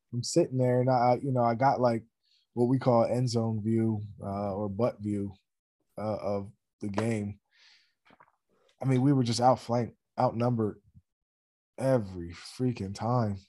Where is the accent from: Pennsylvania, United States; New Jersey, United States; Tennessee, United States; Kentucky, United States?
Pennsylvania, United States; Steelton; I grew up in Stilton, you know, it's fifteen, twenty miles away